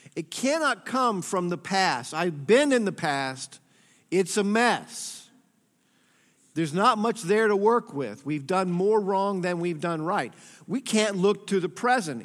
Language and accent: English; Atlanta, Georgia, United States; I was born and raised in Atlanta, Georgia in the sixties.